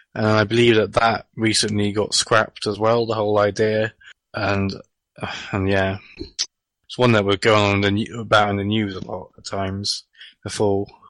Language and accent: English; England, United Kingdom; I'm from a different country